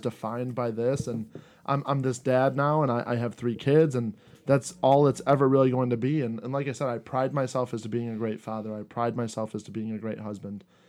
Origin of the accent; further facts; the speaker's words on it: United States; I was born in America, to a blue collar family